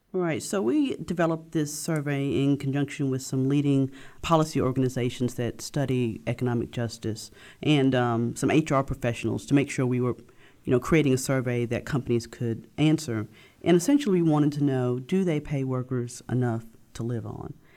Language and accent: English; Memphis, Tennessee, United States; I grew up in Memphis, and I've been a journalist here for the past fourteen years now